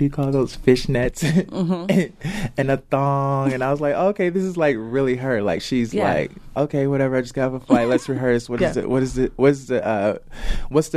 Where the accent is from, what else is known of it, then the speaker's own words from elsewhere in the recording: Chicago, Illinois, United States; I'm from Chicago